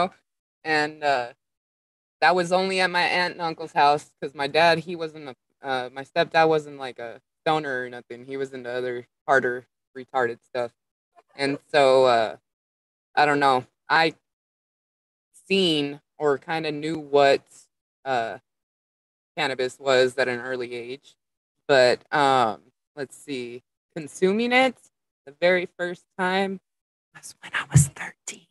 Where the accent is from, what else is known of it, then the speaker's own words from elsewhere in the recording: Las Vegas, Nevada, United States; moved away as an adult; also born or lived in Colorado / Oregon / Washington; now in California, United States; I was born and raised in Las Vegas